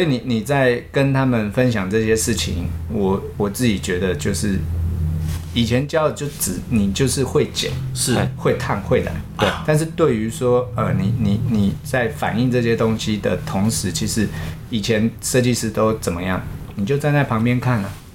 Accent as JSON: {"language": "Chinese", "country": "Taiwan", "said": "我自己也身为台湾人"}